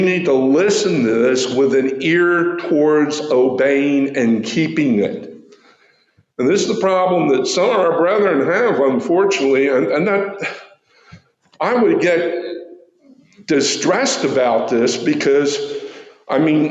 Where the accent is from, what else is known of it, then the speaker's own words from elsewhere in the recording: New Jersey, United States; moved away; back in New Jersey, my dad used to grow tomatoes for Campbell's soup